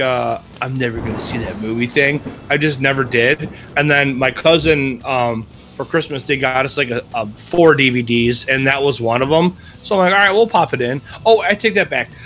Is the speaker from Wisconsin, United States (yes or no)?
yes; Wisconsin, United States; I'm from Wisconsin